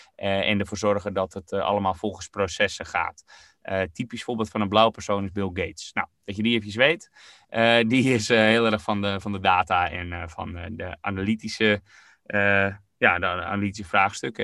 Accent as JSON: {"language": "Dutch", "country": "Netherlands", "said": "als Nederlanders"}